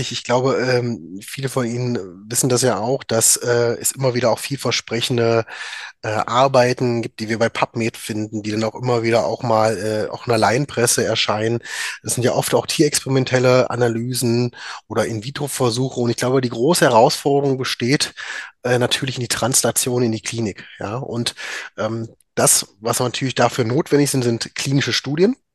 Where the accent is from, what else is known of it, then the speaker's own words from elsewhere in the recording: Magdeburg, Saxony-Anhalt, Germany; now in Düsseldorf, Germany; Äh, ich bin gebürtiger Magdeburger, habe dort auch äh, mein Medizinstudium absolviert